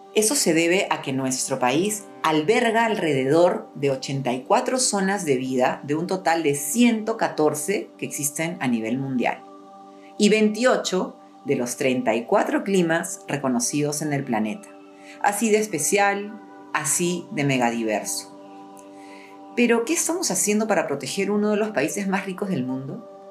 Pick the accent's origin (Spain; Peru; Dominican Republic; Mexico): Peru